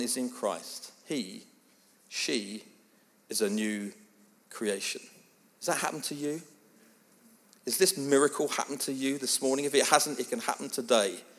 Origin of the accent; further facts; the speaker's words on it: England, United Kingdom; I am English. It is my family.